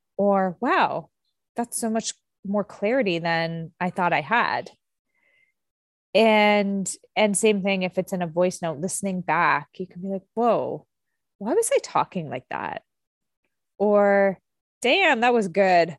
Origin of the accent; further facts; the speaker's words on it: Canada; I'm Canadian